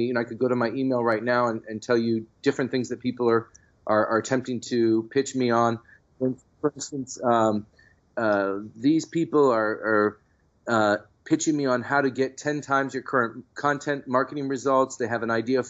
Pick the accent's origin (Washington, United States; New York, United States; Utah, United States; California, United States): California, United States; San Francisco; the San Francisco Chronicle for the first time, which is my hometown newspaper